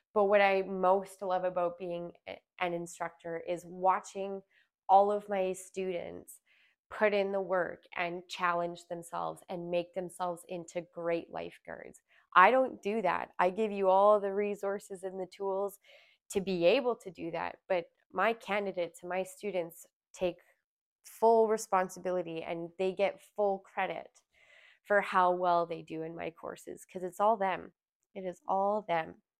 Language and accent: English; Alberta, Canada; moved away as an adult; also born or lived in Smithers, British Columbia; I born and raised in Alberta